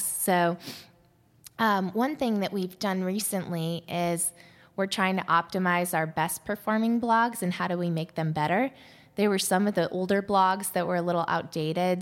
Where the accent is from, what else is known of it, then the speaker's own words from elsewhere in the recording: Ohio, United States; moved away; also born or lived in Washington, D.C.; I grew up in Ohio